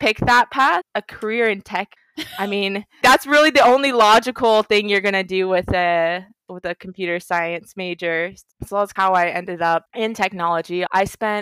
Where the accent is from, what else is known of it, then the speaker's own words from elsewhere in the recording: Orange County, California, United States; first language English; I grew up in Orange County, AOC